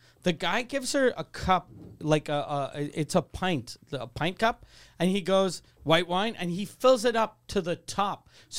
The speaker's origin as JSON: {"language": "English", "country": "Canada", "said": "Then I'm a Canadian, but I don't care."}